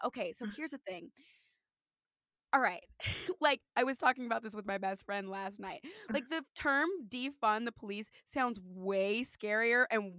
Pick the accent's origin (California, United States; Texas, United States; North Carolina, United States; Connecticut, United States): California, United States; now in New York City, United States; I'm from California and where I'm from, like bubble, where I went to school, bubble, in New York, bubble.